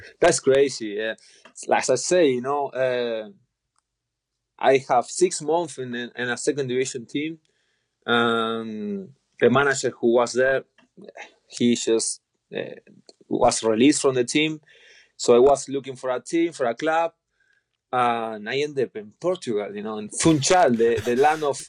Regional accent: Rosario, Santa Fe, Argentina; English is a second language; moved away; my city, I'm from Rosario

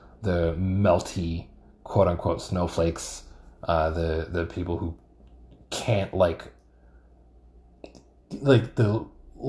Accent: New York, United States; I think growing up in New York like helps you against that kind of thing, because there's a lot of shit going on at any given moment

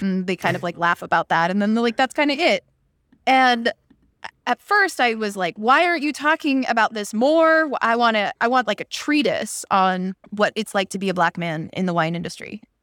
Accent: Pittsburgh, Pennsylvania, United States; moved away as an adult; also born or lived in Iowa / Washington, District of Columbia, United States; I grew up in Pittsburgh where it rains all the time

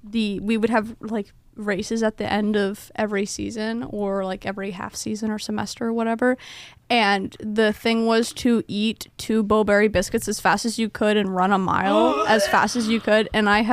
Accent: Cincinnati, Ohio, United States; I'm from Cincinnati.

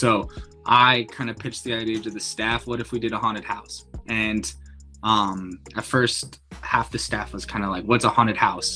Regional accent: Salt Lake City, Utah, United States; now in Medford, United States; I'm originally from Salt Lake City, Utah

